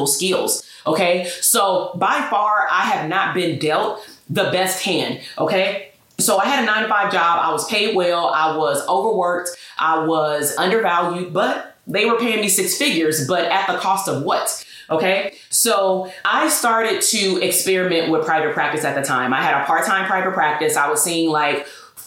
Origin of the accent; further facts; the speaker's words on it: Portland, Oregon, United States; I was born in Portland, Oregon